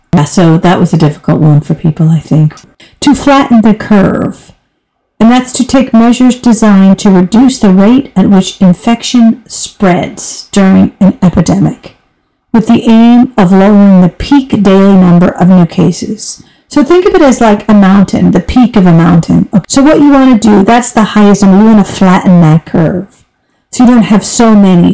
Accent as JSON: {"language": "English", "country": "United States", "moved": "as an adult", "lives_now": "Europe", "said": "I'm an American, but I've been living in Europe for over 26"}